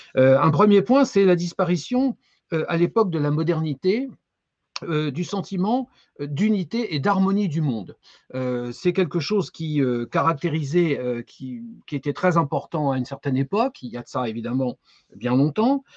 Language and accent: French; France; chez nous en France